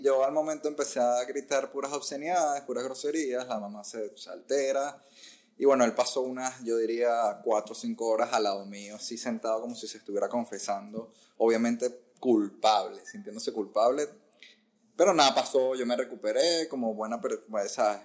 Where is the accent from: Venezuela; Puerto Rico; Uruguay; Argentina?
Venezuela; Caracas, Capital District; moved away as an adult; also born or lived in Ecuador / Barquisimeto; now in United States; fui a Caracas y estuve en Caracas hasta los 24, 25 años